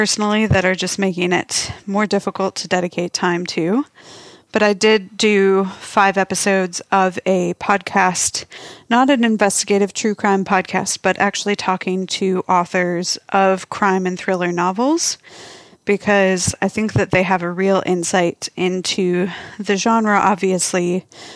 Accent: Minnesota, United States; also born or lived in North Dakota; now in Australia; I was actually born and raised in Minnesota

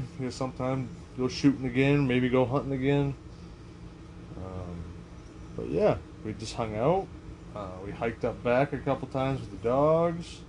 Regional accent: Maine, United States; we're both from Maine

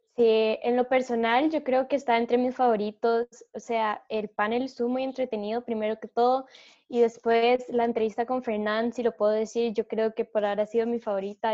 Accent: Costa Rica; nosotros como costarricenses

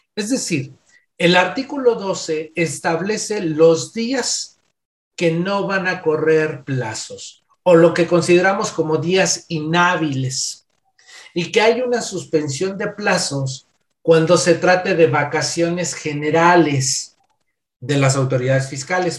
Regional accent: Mexico; soy de nacionalidad mexicana

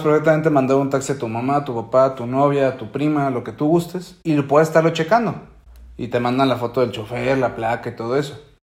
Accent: Mexico; como buen mexicano

